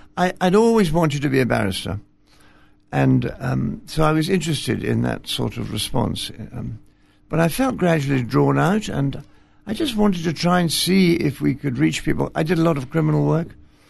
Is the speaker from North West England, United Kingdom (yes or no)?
no; Scotland, United Kingdom; also born or lived in England; I was born and raised in Scotland, really. But my father was in the army, so we trailed about all over the world.